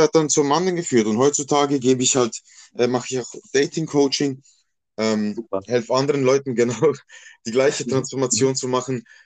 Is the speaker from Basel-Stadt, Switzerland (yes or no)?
yes; Basel, Basel-Stadt, Switzerland; moved away as an adult; also born or lived in Bosnia and Herzegovina (ancestry) / Croatia (ancestry); now in Basel-Landschaft, Switzerland; das ist mein Geburtsort und dort bin ich aufgewachsen. Ich bin dann nach Basel-Land gezogen. Da lebe ich auch schon seit über einem Jahrzehnt, aber ja, Basel ist und bleibt meine Heimat.